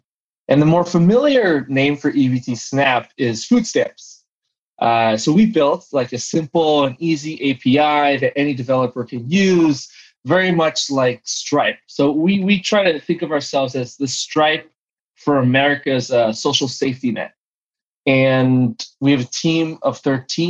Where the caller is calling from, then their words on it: San Diego, California, United States; I am calling from San Diego, California